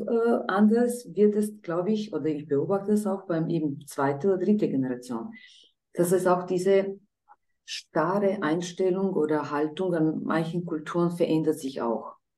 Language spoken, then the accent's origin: German; Croatia; moved away; ich komme selber aus Kroatien und bin eigentlich aus einer gemischten Ehe